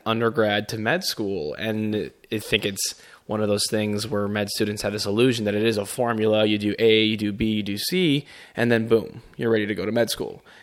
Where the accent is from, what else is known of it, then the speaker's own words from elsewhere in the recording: Chicago, Illinois, United States; moved away as an adult; also born or lived in Grand Rapids, Michigan; I am born, raised in Chicago